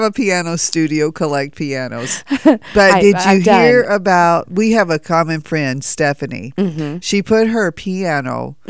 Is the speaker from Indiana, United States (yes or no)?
no; South Carolina, United States; now in Evansville, United States; I'm from South Carolina.